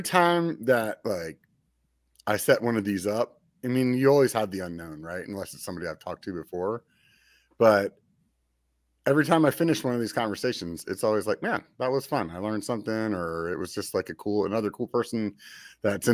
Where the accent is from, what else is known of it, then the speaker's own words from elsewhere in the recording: Pennsylvania, United States; now in Northern California, United States; I grew up back east in Pennsylvania